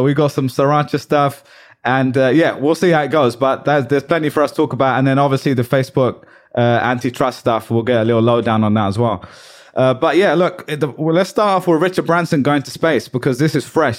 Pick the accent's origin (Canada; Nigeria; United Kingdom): United Kingdom; I was also not British back then. I mean, I'm British, but I was like Indian back then